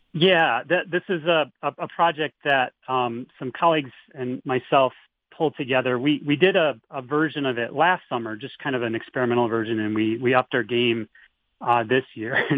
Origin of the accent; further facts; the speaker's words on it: Midwest, United States; moved away as an adult; now in Tucson, United States; I grew up in the Midwest